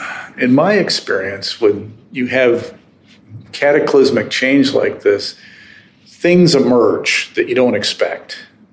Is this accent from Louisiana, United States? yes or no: no; Detroit, Michigan, United States; moved away; I grew up in Detroit, Michigan.